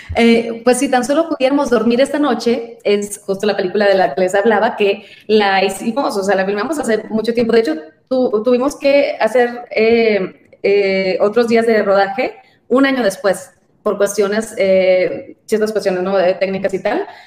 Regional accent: San Luis Río Colorado, Sonora, Mexico; now in Mexico City, Mexico; Soy de Sonora y eh, justo de, una ciudad pequeña de frontera, San Luis Río Colorado, Sonora

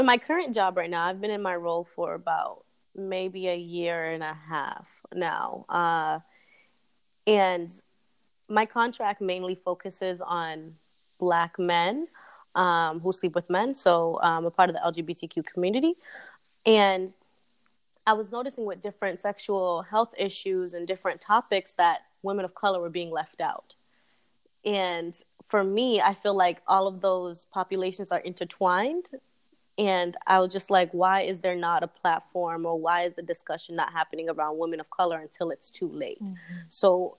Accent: Haiti; born there; Well, I was born in Haiti, so that counts.

